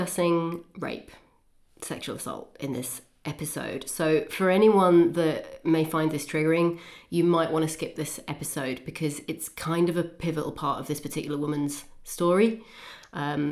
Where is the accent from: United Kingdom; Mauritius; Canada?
United Kingdom; Newcastle upon Tyne, North East England; we have a bit of a Geordie link because we're from Newcastle upon Tyne